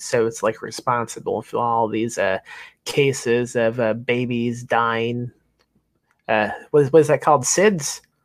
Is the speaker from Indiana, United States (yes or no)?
yes; Lake Station, Indiana, United States; I'm from Indiana, so I wasn't too uh, distant from uh, Michigan